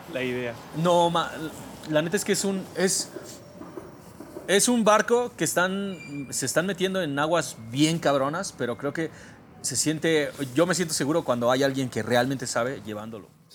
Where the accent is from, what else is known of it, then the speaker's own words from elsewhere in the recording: Mexico; Soy un mexicano muy tradicional